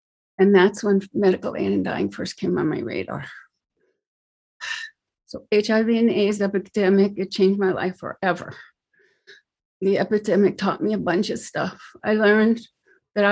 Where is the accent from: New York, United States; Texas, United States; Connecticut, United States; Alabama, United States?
New York, United States; also born or lived in New Jersey / Manhattan, New York; now in California, United States; So I'm from New York. I'm a New Yorker. I was born in Brooklyn, and my father's family lived in New York. My mother's family lived in New Jersey. Eventually, we moved to Jersey.